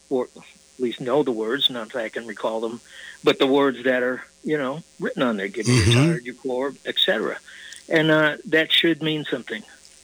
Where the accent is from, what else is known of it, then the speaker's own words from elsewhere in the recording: New York City, New York, United States; now in Nashville, United States; I grew up on Staten Island